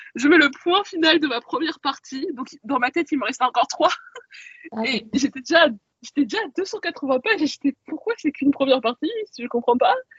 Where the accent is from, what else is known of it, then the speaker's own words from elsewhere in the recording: Caen, Normandy, France; j'ai grandi euh, en Normandie et euh, à Caen plus précisément